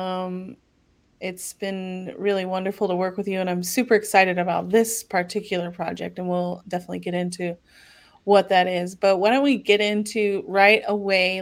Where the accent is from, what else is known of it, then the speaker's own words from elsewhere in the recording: San Diego, California, United States; I am originally from San Diego